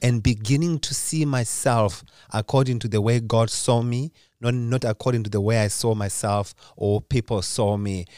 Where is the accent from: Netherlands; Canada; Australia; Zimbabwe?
Zimbabwe; now in Lindesberg, Sweden; Originally, I'm from Zimbabwe. That's where I was born.